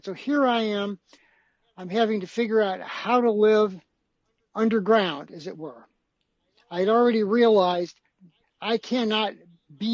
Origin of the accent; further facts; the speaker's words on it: St. Louis, Missouri, United States; my hometown of St. Louis